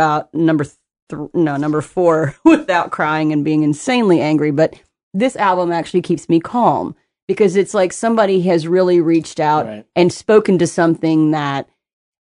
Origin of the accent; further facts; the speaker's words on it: Knoxville, Tennessee, United States; moved away; also born or lived in Kentucky; I was born and raised in Knoxville, which is an hour from Nashville